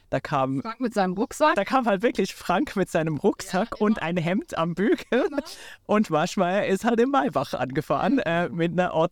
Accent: Switzerland; ich bin in der Schweiz aufgewachsen

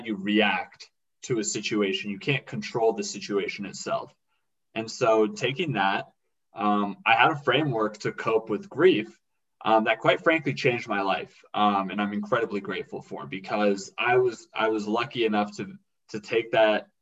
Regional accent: Seattle, Washington, United States; I grew up in Seattle, Washington

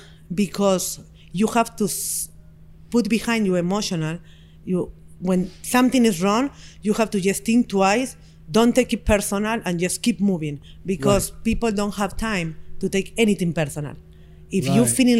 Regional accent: Montevideo, Uruguay; English is a second language; now in United States; I'm from Uruguay. I just born in Montevideo. Uruguay is a very small country in South America. Only 3 million people live over there, and I'm here. Now it's less people. My background is from my mom from Russia and Germany

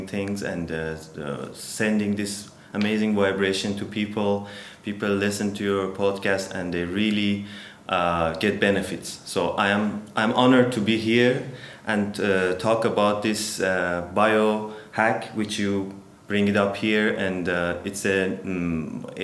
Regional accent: Tehran, Tehran Province, Iran; English is a second language; moved away as an adult; also born or lived in India; now in Turkey; I'm Iranian yoga teacher. I'm from Iran. I born in Tehran

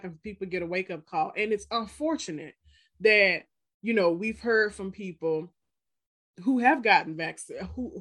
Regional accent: Mississippi, United States; moved away; Like where I grew up in Mississippi

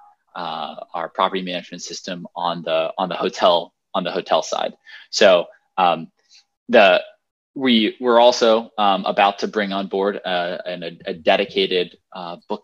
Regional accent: Fort Lauderdale, Florida, United States; moved away as an adult; also born or lived in Annapolis, Maryland / Jacksonville, Florida; I'm from Florida. I'm from South Florida. I'm from Fort Lauderdale

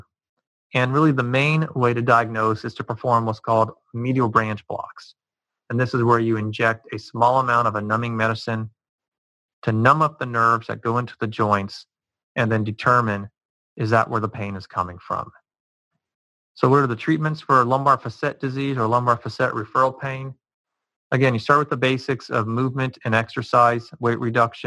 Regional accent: Cincinnati, Ohio, United States; I'm from the Cincinnati area, and growing up watching the Cincinnati Reds

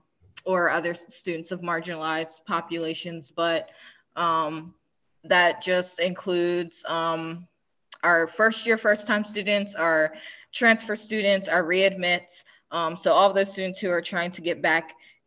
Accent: Philadelphia, Pennsylvania, United States; now in North Georgia, United States; I am from Philadelphia, Pennsylvania, stand up. But I currently live in very, very rural North Georgia.

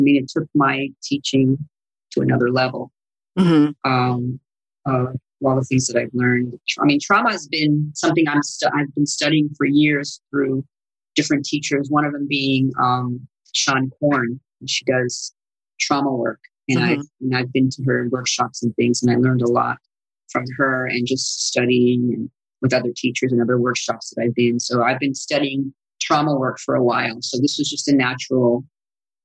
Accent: Sicily, Italy; accent: Sicilian; first language Sicilian; English is a second language; moved away; that was my first language. Actually, it's Sicilian

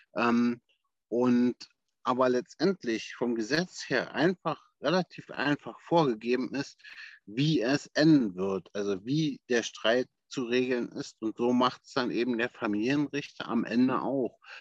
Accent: Berlin, Germany; ich selbst bin, äh, wie gesagt, ein waschechter Berliner

